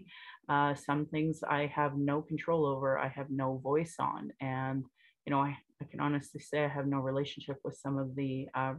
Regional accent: Calgary, Alberta, Canada; I was born in Calgary or in Blackfoot Mokinstis … an English name which has afforded me privilege in an English colonial world. My mother is Northern Slavey Dene or Satu Dene

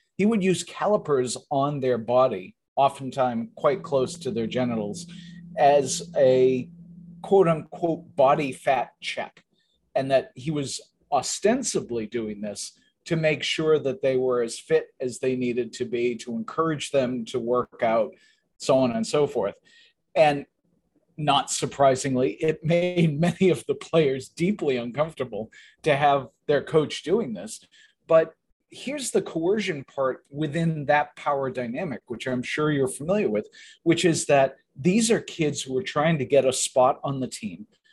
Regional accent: southeastern Massachusetts, United States; I grew up in southeastern Massachusetts

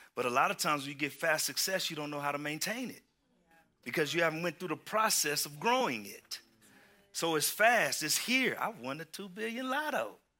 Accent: Houston, Texas, United States; moved away; I am from Houston, Texas

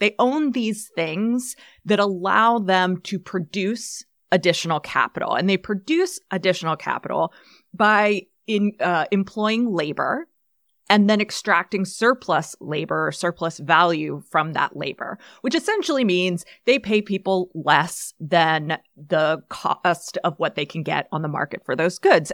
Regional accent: United States; as an elder millennial growing up in the eighties, nineties, like, neoliberal capitalism was literally how I learned to think and act and behave as an American person

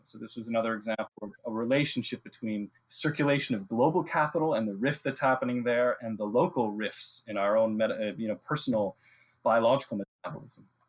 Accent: Ontario, Canada; I spent the first 18 years of my life drinking uh, water that came right out of the Canadian Shield, where I grew up in Ontario

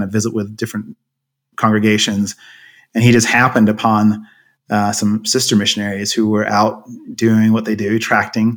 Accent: Coventry, West Midlands, United Kingdom; also born or lived in Germany / Knightdale, North Carolina, United States / Seattle, Washington, United States; now in Highland, United States; And then when I was about 10, we moved to England. So I lived in a town called Coventry.

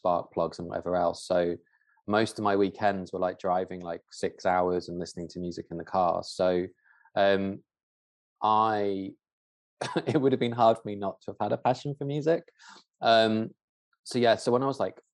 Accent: Dorset, South West England, United Kingdom; where I grew up in Dorset

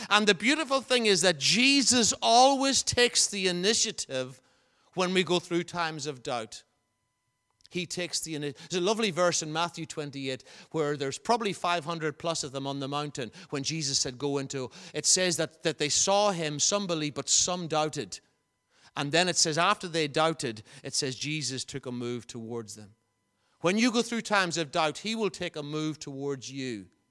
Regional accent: Enniskillen, Northern Ireland, United Kingdom; moved away; also born or lived in Belcoo/Blacklion; I, I ca, come from Enniskillen, as you know. I was born in Black Lion

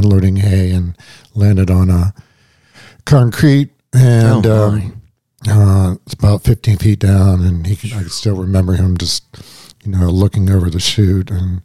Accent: Washington, Pennsylvania, United States; I grew up in Washington, Pennsylvania, outside of Pittsburgh

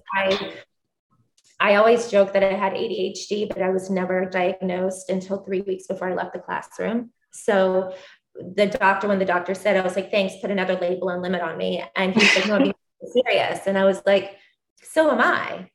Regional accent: Columbus, Georgia, United States; I am originally from the deep south in, in Columbus, Georgia

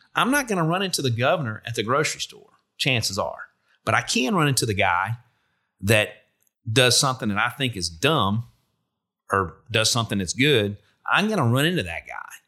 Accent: Kenner, Louisiana, United States; moved away; also born or lived in Shreveport / North Carolina; I grew up in Kenner, so I'm from Shreveport, but we lived in Kenner when I was young.

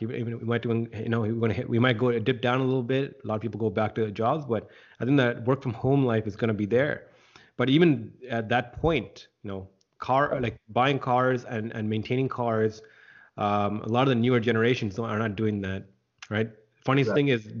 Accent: Scarborough, Ontario, Canada; I grew up in Scarborough, and I can definitely see that problem.

